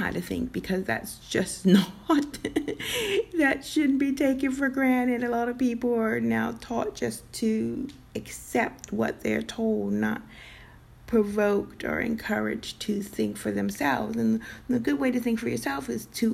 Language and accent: English; United States; as an American